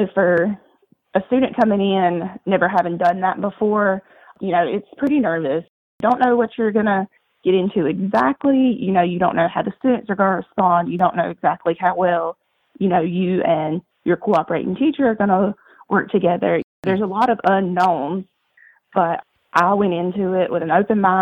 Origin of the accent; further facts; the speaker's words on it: Douglas, Georgia, United States; I grew up in Douglas, Georgia, which is about 2 hours west of the Georgia coast